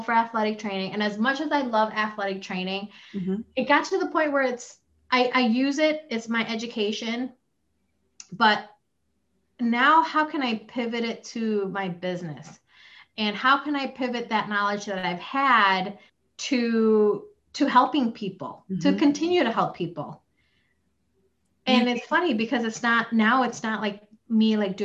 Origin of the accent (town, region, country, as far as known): Chicago, Illinois, United States; born or raised there; also born or lived in Philippines / Plainfield, Illinois